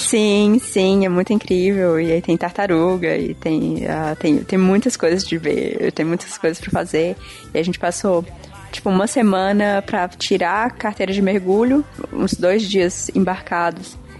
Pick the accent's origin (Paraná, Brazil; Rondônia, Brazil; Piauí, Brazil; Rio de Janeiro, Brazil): Piauí, Brazil; Parnaíba; moved away; also born or lived in Fortaleza / Marabá; eu nasci em Fortaleza, cresci em Parnaíba, no litoral do Piauí, e fui para Marabá.